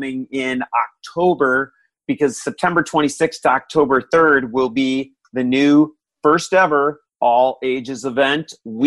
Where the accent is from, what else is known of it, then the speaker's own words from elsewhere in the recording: Florida, United States; I'm from Florida